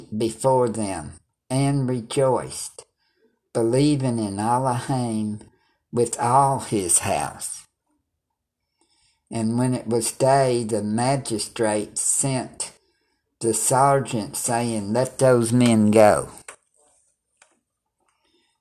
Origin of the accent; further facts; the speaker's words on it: United States; I'm American